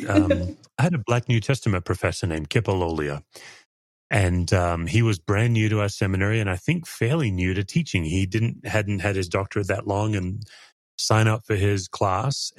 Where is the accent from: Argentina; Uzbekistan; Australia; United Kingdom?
Australia; I did my own journey after that as an Australian into Aboriginal theology